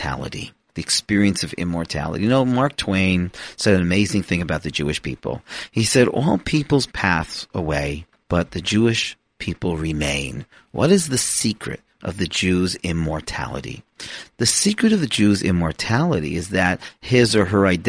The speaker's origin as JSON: {"language": "English", "town": "Toronto", "region": "Ontario", "country": "Canada", "tie": "born or raised there", "said": "I am a Canadian who was born in Toronto to the family of Aaron"}